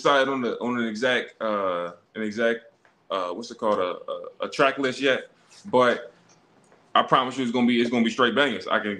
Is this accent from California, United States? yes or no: no; Baltimore, Maryland, United States; I was born and raised in East Baltimore